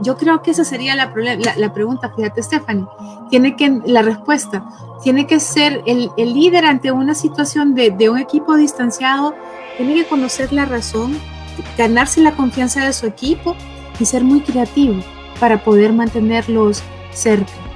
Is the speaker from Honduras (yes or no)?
yes; Honduras; yo soy hondureña